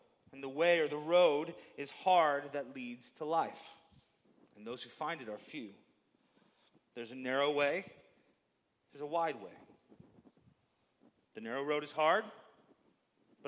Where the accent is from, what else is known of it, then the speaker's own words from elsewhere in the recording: Baraboo, Wisconsin, United States; I grew up in the Baraboo area and just grew up going to Devil's Lake